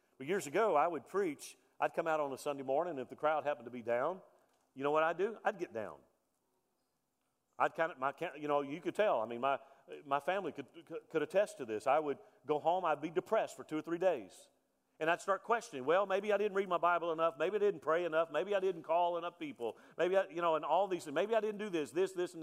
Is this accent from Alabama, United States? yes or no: yes; Mobile, Alabama, United States; also born or lived in Texas; now in Cleburne, United States; I grew up on the Gulf Coast in Mobile, Alabama